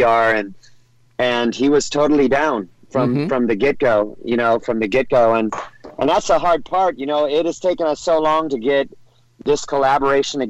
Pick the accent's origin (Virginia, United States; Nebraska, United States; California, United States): California, United States; Orange County; I grew up in Orange County, California